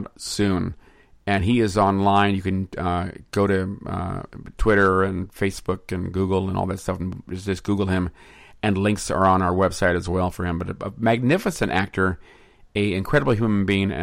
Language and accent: English; San Francisco, California, United States; now in Los Angeles, United States; growing up in San Francisco